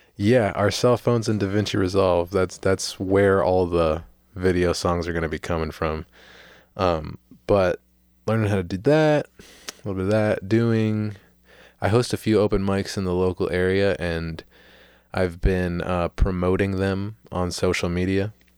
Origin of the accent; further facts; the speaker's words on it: St. Petersburg, Florida, United States; I am a man, uh, born and raised in Saint Petersburg, Florida.